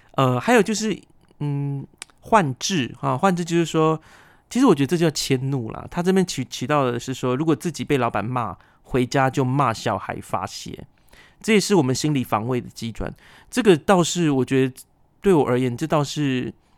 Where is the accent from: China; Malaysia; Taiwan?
Taiwan; 我是布农族的